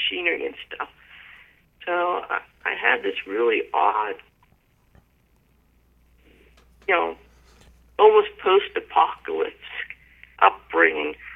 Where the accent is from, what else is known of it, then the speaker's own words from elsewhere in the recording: Pittsburgh, Pennsylvania, United States; now in Big Island of Hawaii, United States; I grew up in an area that was very poor